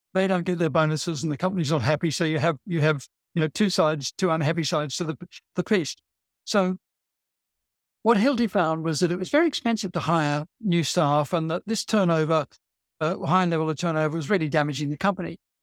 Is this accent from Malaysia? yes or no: no; Australia; now in England, United Kingdom; I'm an Australian originally